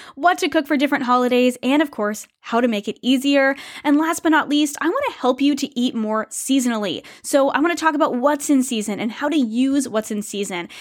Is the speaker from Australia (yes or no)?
no; United States; moved away as an adult; now in Canada; I am an American